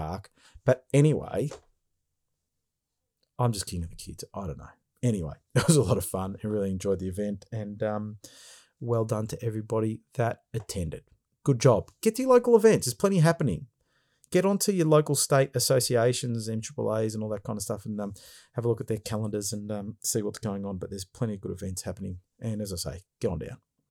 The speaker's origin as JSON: {"language": "English", "town": "Brighton", "country": "Australia", "tie": "born or raised there", "said": "I grew up in Brighton, so know the area well"}